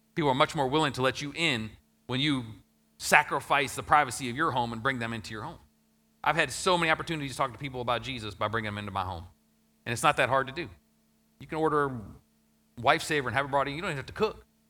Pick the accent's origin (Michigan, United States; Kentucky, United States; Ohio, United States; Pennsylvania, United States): Ohio, United States; my hometown that I grew up in, Ohio